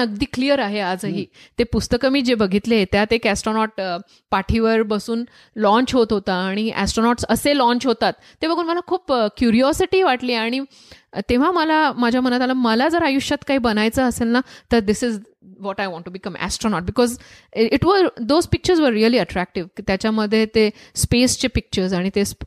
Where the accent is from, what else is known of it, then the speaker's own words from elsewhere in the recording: Jalgaon, Maharashtra, India; moved away; also born or lived in Dhule; माझा जन्म धुळ्यात झाला वडील जळगावात सेटल्ड होते तर जळगावात मी मोठे झाले